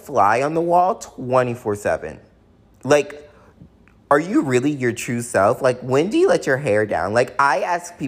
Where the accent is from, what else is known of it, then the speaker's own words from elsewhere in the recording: the South, United States; growing up in the South